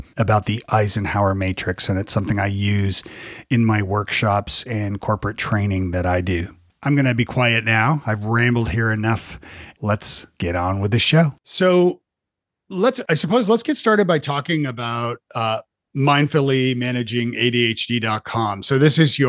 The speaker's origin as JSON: {"language": "English", "town": "Toronto", "region": "Ontario", "country": "Canada", "tie": "born or raised there", "moved": "yes", "lives_now": "United States", "said": "So I grew up in Canada. I grew up in Toronto"}